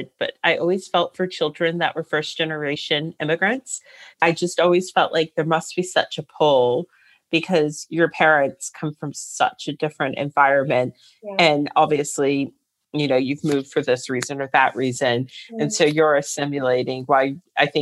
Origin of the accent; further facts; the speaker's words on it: Northern Virginia, United States; I grew up in Northern Virginia